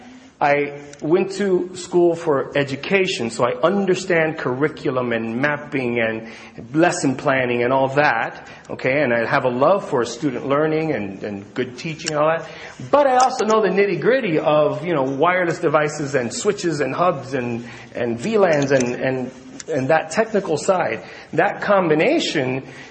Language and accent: English; Miami, Florida, United States; I'm from Miami, Florida